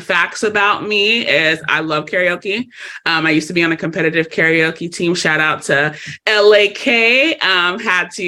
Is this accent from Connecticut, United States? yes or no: no; Los Angeles, California, United States; I am born and raised in Los Angeles, California